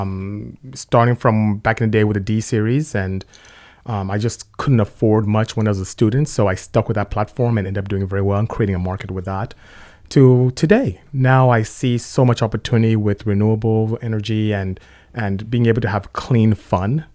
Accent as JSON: {"language": "English", "country": "Nigeria", "tie": "born or raised there", "also_born_or_lived": "Lynwood, California", "moved": "as an adult", "lives_now": "United States", "said": "you can hear from my accent. I'm not from here. I'm Nigerian, from West Africa. Came here to study chemical engineering, and, uh, ended up staying."}